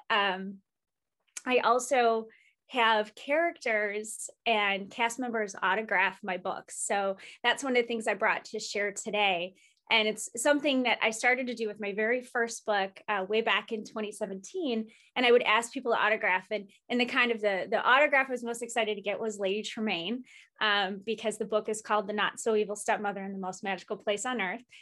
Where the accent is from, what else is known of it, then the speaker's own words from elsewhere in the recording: Chicago, Illinois, United States; as a Chicagoan